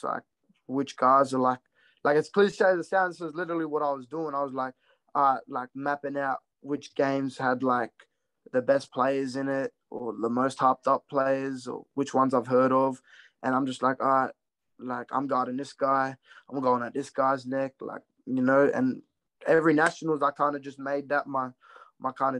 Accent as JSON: {"language": "English", "town": "Brisbane", "region": "Queensland", "country": "Australia", "tie": "born or raised there", "also_born_or_lived": "Redfern", "said": "I was born in Brisbane. Half my family's from Brisbane"}